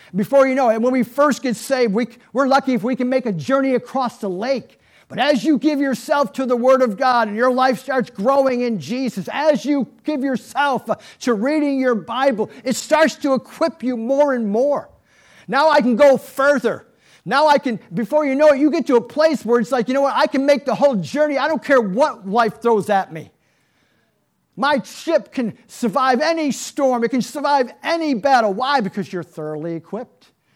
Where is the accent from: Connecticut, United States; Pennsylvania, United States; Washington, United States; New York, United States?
New York, United States; Niagara Falls; I'm from New York, right? Niagara Falls. And so, yeah, of course, as a little boy, I'm growing up